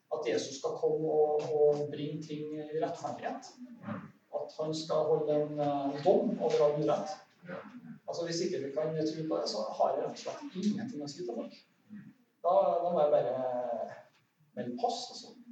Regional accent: Soknedal, Trøndelag, Norway; jeg vokste opp i Sokndalen

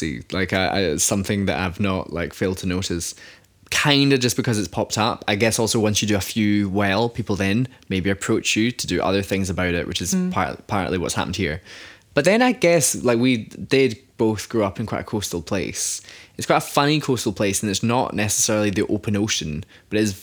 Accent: Greenock, Scotland, United Kingdom; now in Glasgow, United Kingdom; born in Greenock and now based in Glasgow

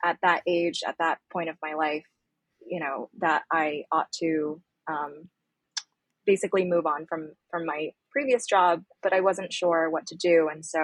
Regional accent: Pittsburgh, Pennsylvania, United States; also born or lived in Beijing, China; I'm from Beijing. I grew up there for the first 6 years of my life. Then my family and I moved to Pittsburgh, Pennsylvania when I was 6 years old

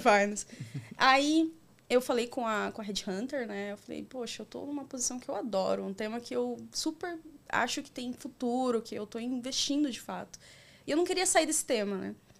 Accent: Itapevi, São Paulo, Brazil; also born or lived in Carapicuíba; eu sou nascida aqui em Carapicuíba, na região metropolitana de São Paulo, cresci em Itapevi

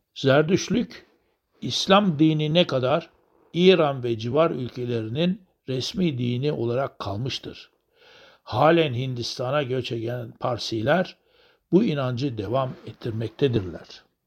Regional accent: Turkey

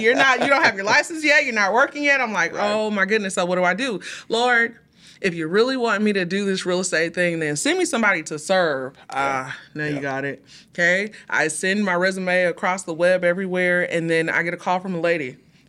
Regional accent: Houston, Texas, United States; Well, we're originally from Houston, Texas.

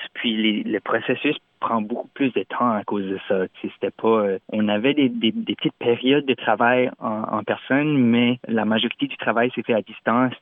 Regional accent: Moncton, New Brunswick, Canada; accent: Chiac; first language French (Chiac); je suis originaire de Moncton au Nouveau-Brunswick

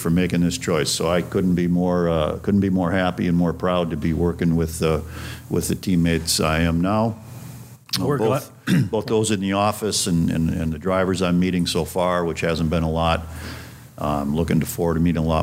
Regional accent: Stevens Point, Wisconsin, United States; moved away as an adult; also born or lived in Twin Cities, Minnesota / St. Paul, Minnesota; I grew up in central Wisconsin, a town called Stevens Point. That's my hometown.

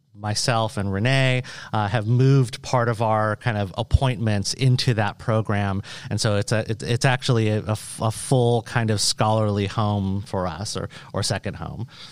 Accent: Western Washington State, United States; moved away as an adult; also born or lived in Indiana; now in Iowa, United States; I'm a Boricua from Washington State, from Western Washington State

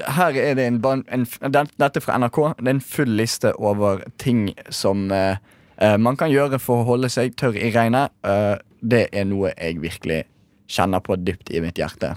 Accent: Bergen, Vestland, Norway; dette angår meg uh, veldig, som bergenser

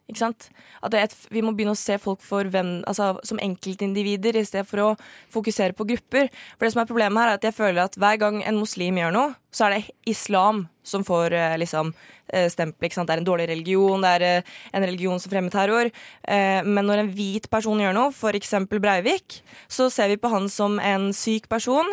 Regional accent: Norway; norsk muslim. Jeg er jo halvt norsk, eh, halvt marokkaner

